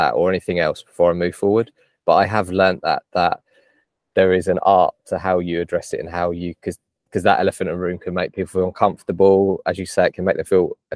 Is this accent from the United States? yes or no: no; England, United Kingdom; my family's Irish, but I grew up in English school